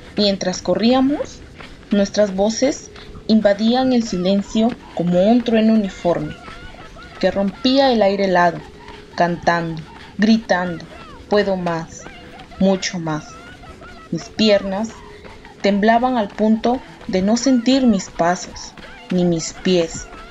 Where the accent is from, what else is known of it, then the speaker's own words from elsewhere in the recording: Piura, Peru; Nací en Piura